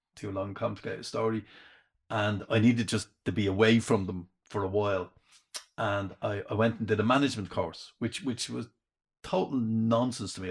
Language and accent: English; Dublin, Leinster, Ireland; accent: Dublin; I was the only one with Dublin accent